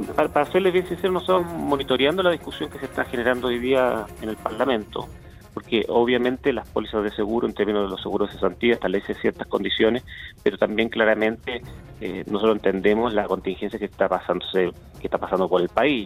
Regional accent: Chile; somos todos los chilenos

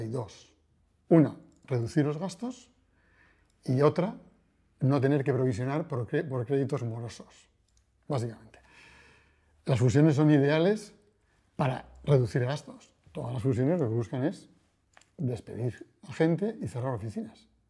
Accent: Bilbao, Basque Country, Spain; now in Madrid, Spain; nací en Bilbao, eh, vivo en Madrid

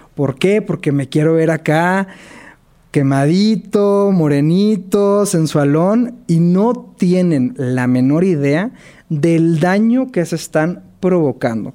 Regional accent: Monterrey, Nuevo León, Mexico; soy de la ciudad de Monterrey

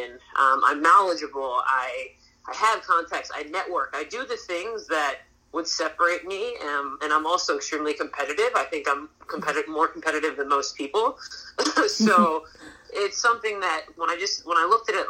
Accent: East Coast, United States; I'm from the East Coast

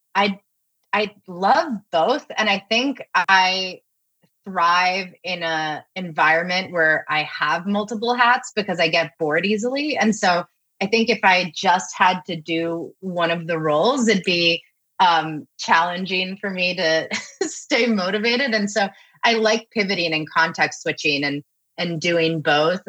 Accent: Miami, Florida, United States; I was born in Miami

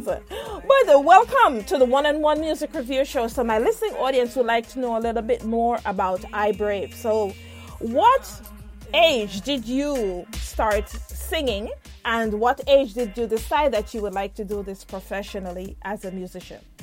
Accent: Jamaica; moved away; myself as a Jamaican

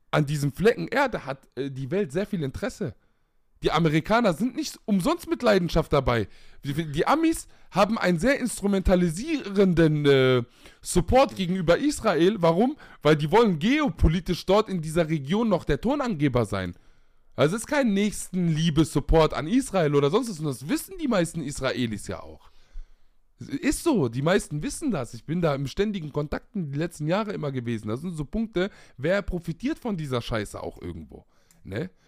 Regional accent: Palestine; Vor allem in meiner Perspektive als Palästinenser.

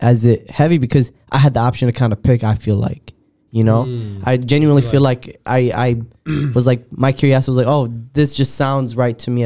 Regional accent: Rockford, Illinois, United States; I grew up in Rockford

